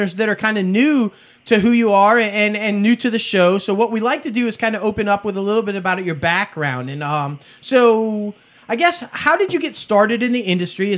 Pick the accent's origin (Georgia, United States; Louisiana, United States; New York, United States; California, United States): New York, United States; moved away; also born or lived in the South, United States; I'm from New York, and so it's the one thing that I haven't acclimated to down here in the south is the heat